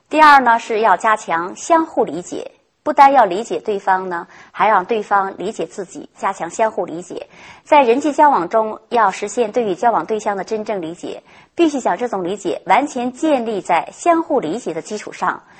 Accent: China; 我们中国人

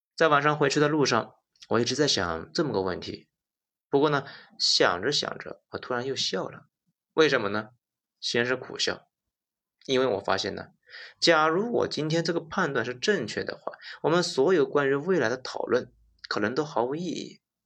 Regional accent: China; 我们中国人

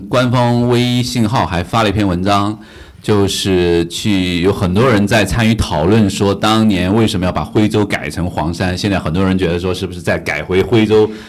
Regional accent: Anhui, China; 我是安徽人

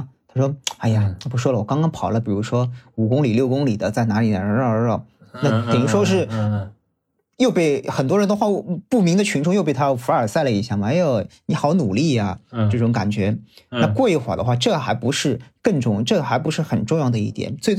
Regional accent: Shanghai, China; accent: Shanghainese; 我们上海话

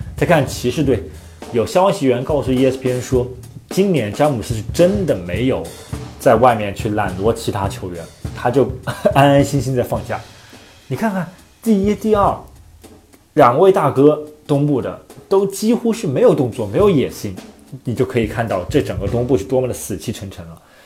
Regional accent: China; 作为中国人来说

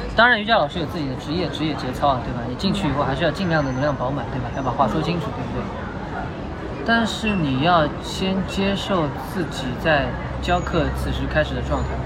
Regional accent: Shanghai, China; 我是上海人

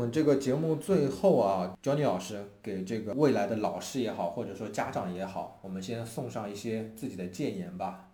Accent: China; 我们中国人说话

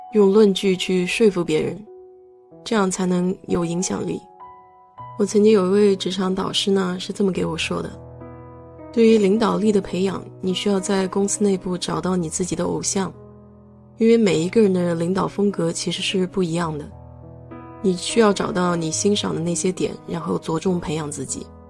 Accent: China; now in United States; 我们中国人

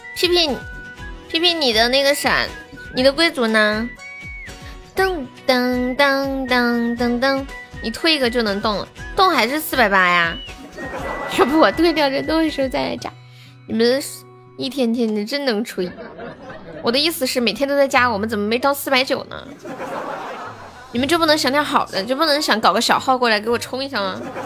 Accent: Harbin, Heilongjiang, China; 我东北哈尔滨的

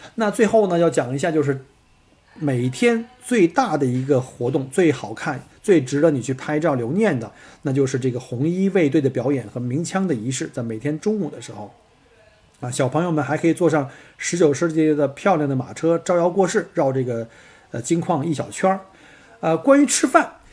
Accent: China; now in Australia; 我们中国人

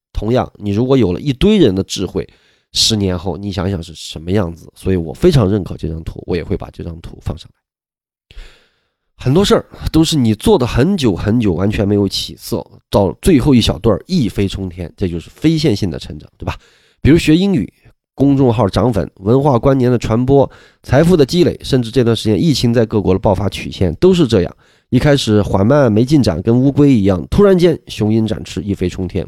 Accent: Sichuan, China; moved away; 我们四川那边

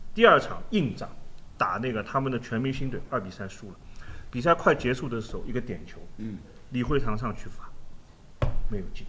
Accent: China; 以我们中国人的生活方式，以我们中国的文化来说

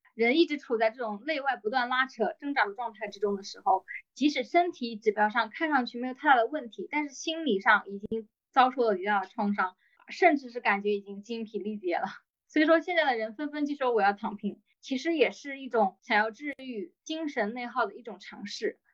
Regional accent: China; 我们中国人

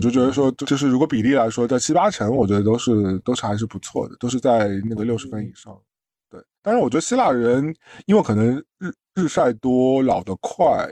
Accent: China; 我们大陆人

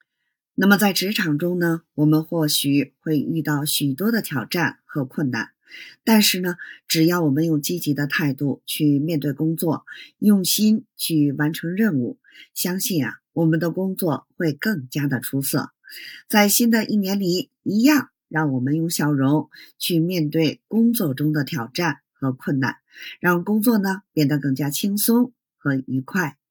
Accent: Beijing, China; ，咱们下期节目再

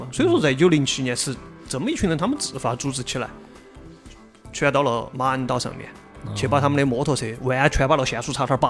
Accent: China; 这个我们中国人有一句话，一般叫啥？我们一门三杰嘛。

